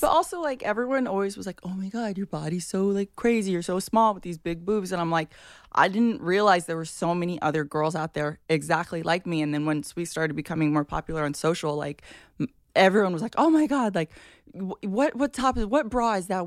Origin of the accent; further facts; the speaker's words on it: Hawaii, United States; I grew up in Hawaii